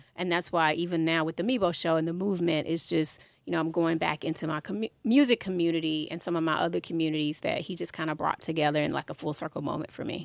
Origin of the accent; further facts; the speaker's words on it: Atlanta, Georgia, United States; I had one community in Southwest Atlanta, right, growing up in the Swats